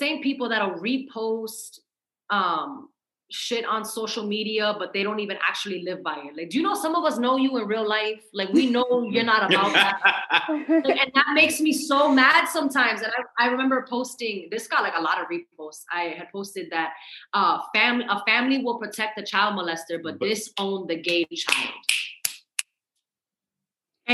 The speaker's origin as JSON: {"language": "English", "region": "Massachusetts", "country": "United States", "said": "I'm from Massachusetts"}